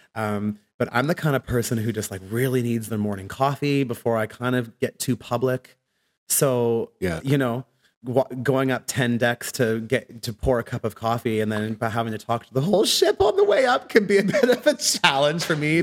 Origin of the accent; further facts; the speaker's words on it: Ottawa, Ontario, Canada; moved away as an adult; also born or lived in England; now in Vancouver, Canada; when I went back to Canada, I went to high school in Ottawa